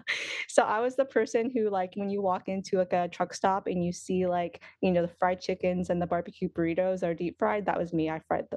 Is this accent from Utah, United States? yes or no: no; Oklahoma, United States; also born or lived in Los Angeles, United States; now in Washington, United States; I grew up in Oklahoma, actually. So I grew up in Oklahoma, loving country music